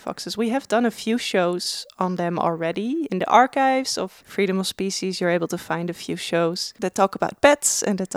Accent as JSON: {"language": "English", "country": "Netherlands", "moved": "yes", "lives_now": "Melbourne, Australia", "said": "I'm coming from the Netherlands"}